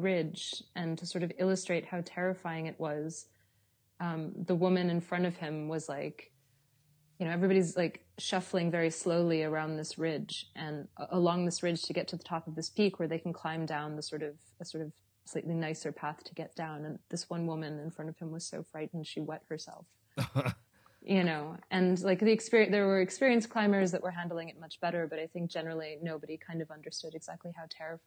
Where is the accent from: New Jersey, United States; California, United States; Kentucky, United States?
California, United States; Los Angeles; moved away as an adult; now in Berlin, Germany; I was born in Los Angeles.